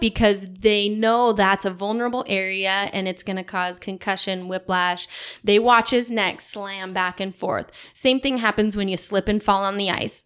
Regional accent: Davenport, Washington, United States; But I grew up in Davenport, Washington, just west of here, west of Spokane, about forty-five minutes, in small, small town.

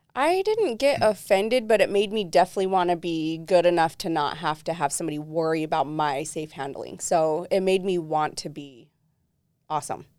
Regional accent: Southern Utah, United States; I was raised predominantly in Southern Utah most of my life.

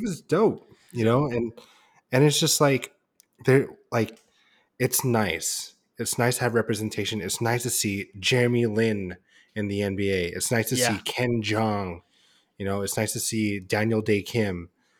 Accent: Philippines; Well, yeah, because we're Filipino.

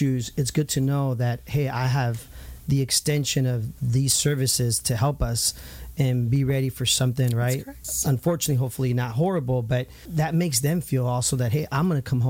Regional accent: Santa Ana, California, United States; growing up in Santa Ana myself, you know, I lived on Highland and Flower, and I used to walk to Century.

